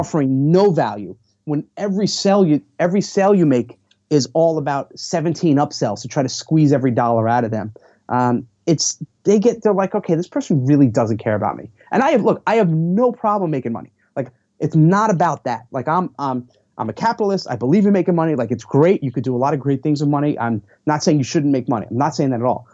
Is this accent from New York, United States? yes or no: yes; New York, United States; I'm from New York